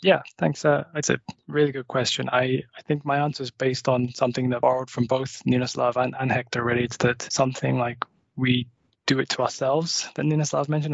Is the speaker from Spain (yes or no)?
no; just outside Liverpool, North West England, United Kingdom; now in Malmö, Sweden; I'm a Brit. I actually grew up just outside Liverpool in England. Uh, I now live in Malmö